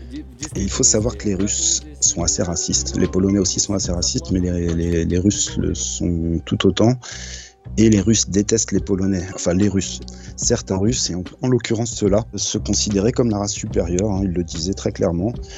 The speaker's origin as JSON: {"language": "French", "country": "France", "said": "je suis français"}